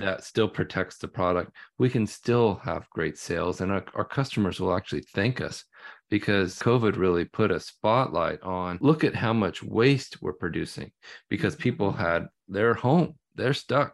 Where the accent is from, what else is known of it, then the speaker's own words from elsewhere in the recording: the Northwest, Pacific Northwest, United States; growing up in the Northwest, that's been the key to our living up here